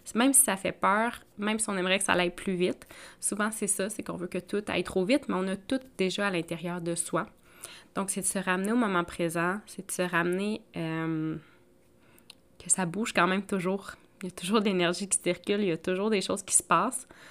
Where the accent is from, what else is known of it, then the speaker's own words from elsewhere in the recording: Outaouais, Quebec, Canada; moved away; ma région natale euh, de l'Outaouais, Maniwaki, Mont-Laurier